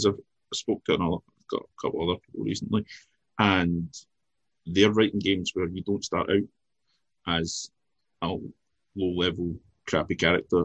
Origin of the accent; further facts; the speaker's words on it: Scotland, United Kingdom; being Scottish